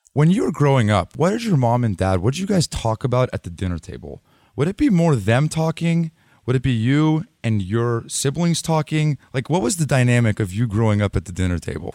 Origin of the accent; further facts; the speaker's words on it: Los Altos, California, United States; I'm from here. I'm from Los Altos